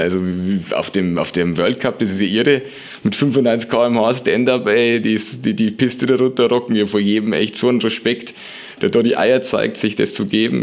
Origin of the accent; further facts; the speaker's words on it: Lower Bavaria, Germany; moved away as an adult; now in Würzburg, Germany; aus meinem Heimatort in Niederbayern, aus Anstorf